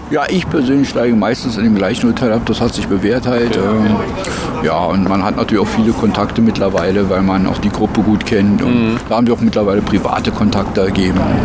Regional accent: Germany; bei uns in Deutschland

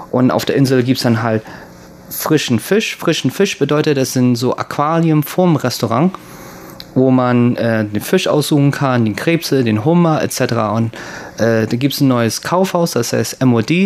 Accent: Bremen, Germany; moved away; also born or lived in Japan; ich komme ja aus Bremen

